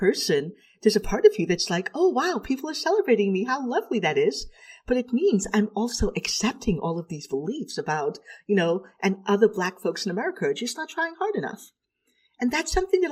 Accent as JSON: {"language": "English", "region": "New York", "country": "United States", "tie": "born or raised there", "also_born_or_lived": "Trinidad, Trinidad and Tobago"}